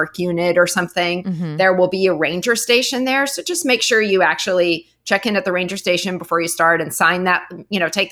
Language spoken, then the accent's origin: English; Montana, United States; I'm from Montana